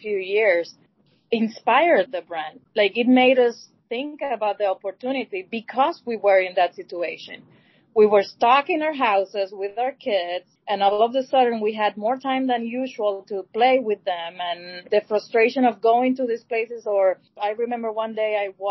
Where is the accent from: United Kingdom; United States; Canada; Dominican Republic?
Dominican Republic; moved away; I am also originally from Dominican Republic